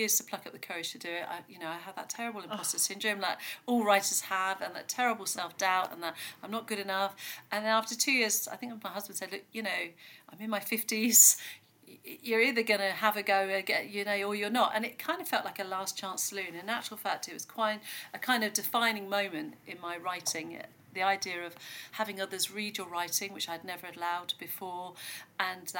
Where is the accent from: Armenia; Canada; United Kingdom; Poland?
United Kingdom; Devon, South West England; I grew up here in Devon actually, in the middle of nowhere